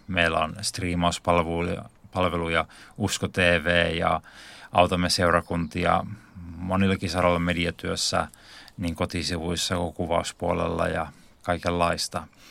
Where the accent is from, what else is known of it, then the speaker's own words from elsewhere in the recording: Lohtaja, Central Ostrobothnia, Finland; now in Helsinki, Finland; tuun tuolta Pohjanmaalta, eli Keski-Pohjanmaalta alun perin syntynyt tällaisessa pienellä paikkakunnalla kuin Lohtaja